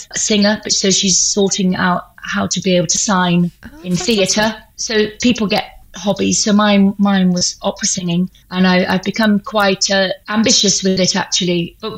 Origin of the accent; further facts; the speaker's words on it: Thornbury, South West England, United Kingdom; now in Bristol, United Kingdom; But I live in Bristol now, but I was brought up in Thornbury.